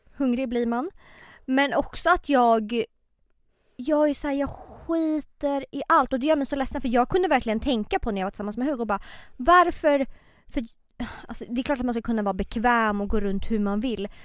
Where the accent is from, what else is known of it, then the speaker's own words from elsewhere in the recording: Botkyrka, Stockholm County, Sweden; now in Stockholm, Sweden; jag är uppväxt i Botkyrka.